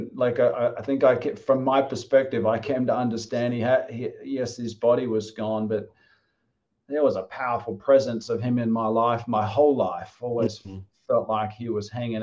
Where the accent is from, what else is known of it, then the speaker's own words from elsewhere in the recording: Australia; moved away as an adult; also born or lived in Wollongong; now in Wilmington, United States; I'm from Australia, and I came here, you know, when I finished my studies